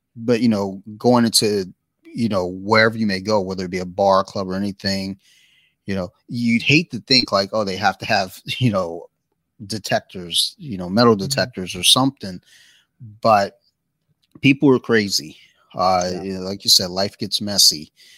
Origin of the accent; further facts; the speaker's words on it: Colombia; she'd go out, you know, to where we grew up in Colombia